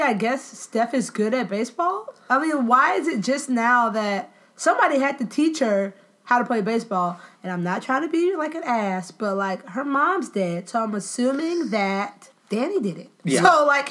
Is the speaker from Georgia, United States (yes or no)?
no; Tallahassee, Florida, United States; I'm from Tallahassee.